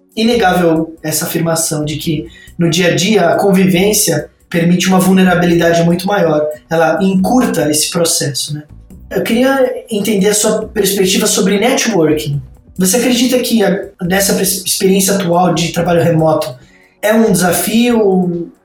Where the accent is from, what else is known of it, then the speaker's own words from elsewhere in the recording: São Bernardo do Campo, São Paulo, Brazil; sou nascido no ABC de São Paulo, São Bernardo, e eu vivi a maior parte da minha vida é, em São Paulo e no interior de São Paulo, muito próximo.